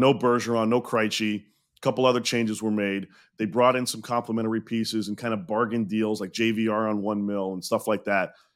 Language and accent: English; Montreal, Quebec, Canada; I grew up in Montreal, was born there